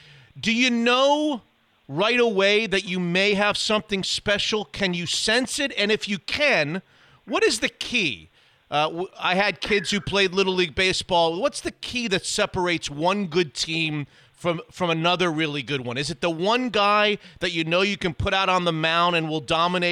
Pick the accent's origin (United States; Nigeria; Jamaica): United States; Florida; moved away; I grew up in Florida